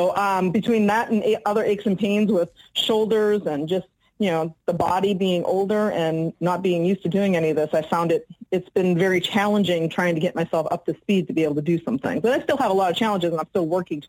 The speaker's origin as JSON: {"language": "English", "town": "Salem", "region": "New Hampshire", "country": "United States", "said": "I'm from Salem, New Hampshire"}